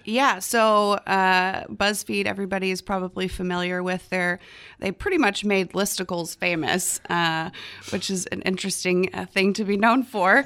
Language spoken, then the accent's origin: English; near Plano, Texas, United States; now in Austin, United States; Plano, Texas, which is not far from my hometown